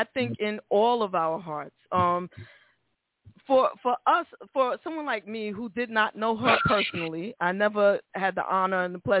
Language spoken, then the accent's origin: English; New York City, New York, United States; Now, I'm from the Bronx.